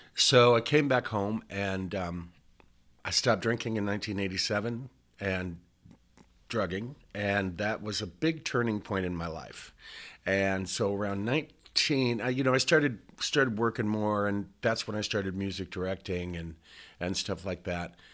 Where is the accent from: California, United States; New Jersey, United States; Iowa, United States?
Iowa, United States; Estherville; moved away as an adult; also born or lived in Omaha, Nebraska; I was born and raised in Estherville, Iowa, which is this little town in northwest Iowa